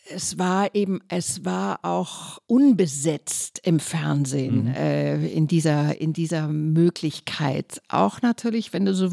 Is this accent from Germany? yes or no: yes; North Rhine-Westphalia, Germany; Ich komme aus dem Kölner Raum, deswegen ah. habe ich mich ganz